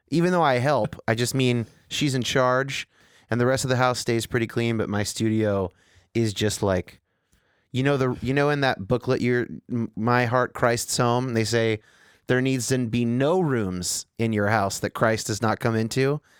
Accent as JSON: {"language": "English", "region": "California", "country": "United States", "said": "Well, I'm from Northern California"}